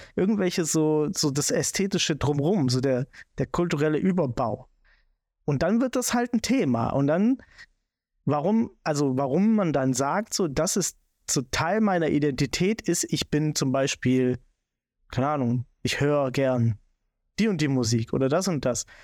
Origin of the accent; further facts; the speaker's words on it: Swabia, Germany; ich bin Schwabe